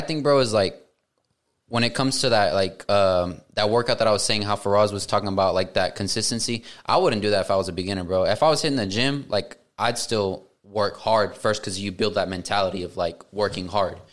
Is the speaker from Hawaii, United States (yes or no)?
no; Tuttle, Oklahoma, United States; I grew up in Tuttle